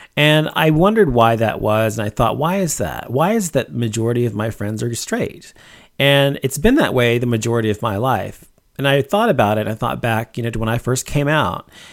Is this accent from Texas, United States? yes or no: yes; Dallas, Texas, United States; where I grew up in Dallas